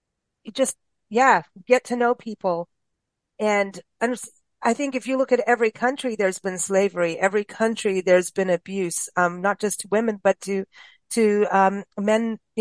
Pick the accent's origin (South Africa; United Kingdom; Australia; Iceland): South Africa; because when I was growing up in South Africa, there was all kinds of stuff going on in Kuwait